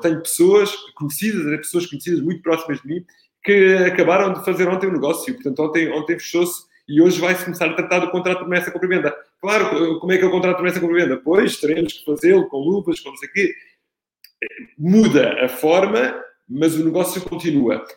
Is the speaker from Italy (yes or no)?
yes; Italy; now in Portugal; Sou, sou italiano, tenho dois filhos